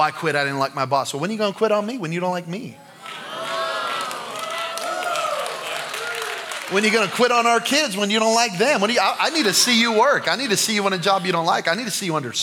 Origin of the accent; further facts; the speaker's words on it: New Mexico, United States; I'm from New Mexico